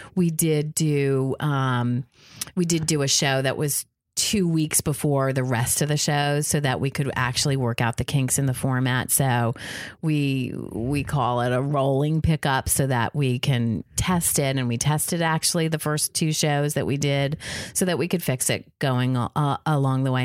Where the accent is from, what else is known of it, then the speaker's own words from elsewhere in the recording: Jersey Shore, New Jersey, United States; I grew up on the Jersey Shore.